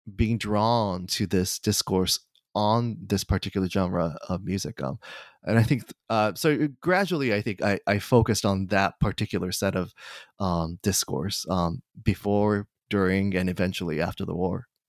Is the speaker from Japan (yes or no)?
yes; Kanagawa, Japan; moved away; I, uh, was born and raised in Kanagawa, uh, Japan, just south of Tokyo